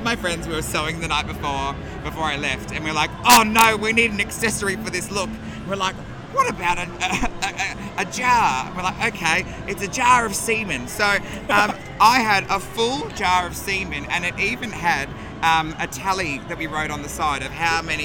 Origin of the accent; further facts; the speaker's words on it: Melbourne, Victoria, Australia; we're both from Melbourne